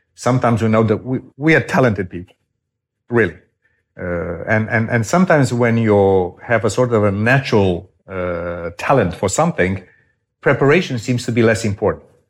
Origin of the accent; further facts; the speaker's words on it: Romania; moved away as an adult; my home country of Romania